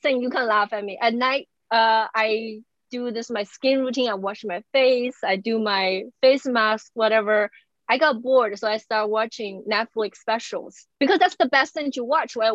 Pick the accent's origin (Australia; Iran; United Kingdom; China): China; English is a second language; moved away as an adult; also born or lived in Beijing / Indiana; now in United States; I grew up in China